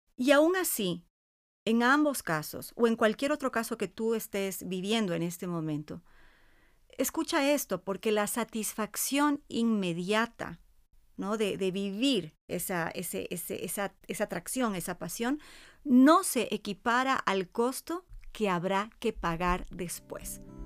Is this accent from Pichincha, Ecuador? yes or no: no; Cuenca, Azuay, Ecuador; Yo también soy cuencana